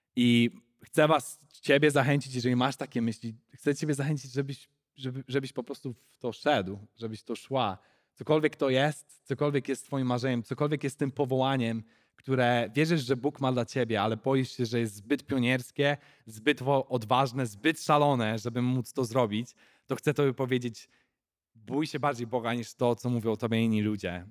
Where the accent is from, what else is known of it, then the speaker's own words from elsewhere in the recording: Chojnice, Pomeranian Voivodeship, Poland; moved away as an adult; also born or lived in England; now in South Africa; ja pochodzę z Chojnic chyba, tak bym powiedział. Takie mała miejscowość na Pomorzu.